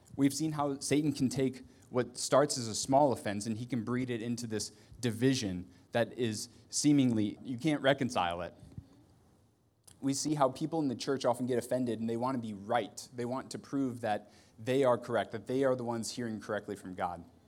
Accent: Ohio, United States; I'm from Ohio

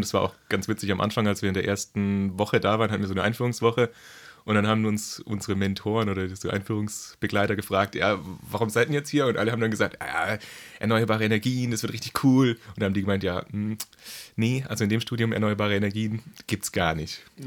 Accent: Pforzheim, Baden-Württemberg, Germany; ich komme auch ursprünglich aus Baden-Württemberg, aus dem schönen Pforzheim

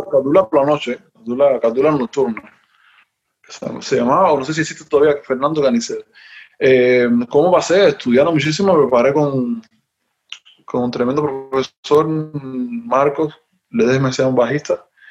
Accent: Havana, Cuba; moved away; Yo soy de La Habana, yo soy de La Habana, yo, yo no, bueno, yo nací, toda mi familia es ahí de, de ahí

